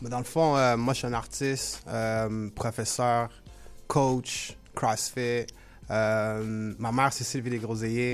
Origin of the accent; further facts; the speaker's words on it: Montreal, Quebec, Canada; je suis grandi, j'ai grandi à Montréal